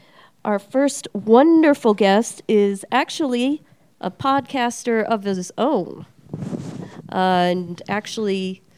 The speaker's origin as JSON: {"language": "English", "town": "Nashua", "region": "New Hampshire", "country": "United States", "moved": "yes", "lives_now": "Albuquerque, United States", "said": "I am the second host of the ALBUCRAZY podcast. I am from Nashua, New Hampshire. I have lived here for about 10 years."}